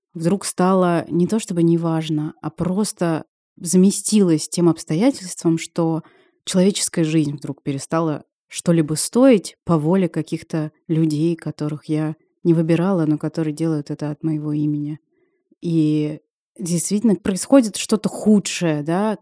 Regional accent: Russia

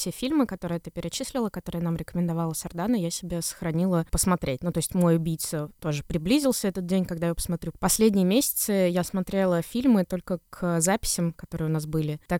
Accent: Saint Petersburg, Russia; Я остаюсь девочкой из Петербурга, выросшей на улице разбитых фонарей

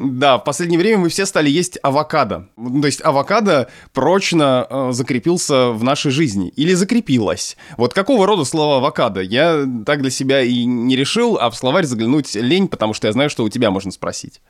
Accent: Obninsk, Kaluga Oblast, Russia; Я родился и вырос в Обнинске, Калужская область, Центральная Россия

